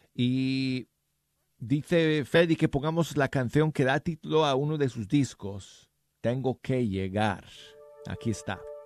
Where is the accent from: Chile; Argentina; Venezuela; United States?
United States; Spanish is a second language; yo soy gringo, si es que no lo supieran ustedes, soy gringo, aprendí el español de joven